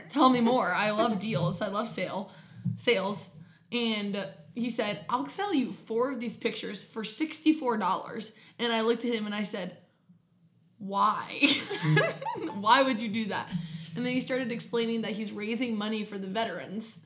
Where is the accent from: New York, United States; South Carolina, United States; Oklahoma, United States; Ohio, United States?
Ohio, United States; Grove City; also born or lived in Canton, Ohio; I am from Columbus, Ohio, from a suburb called Grove City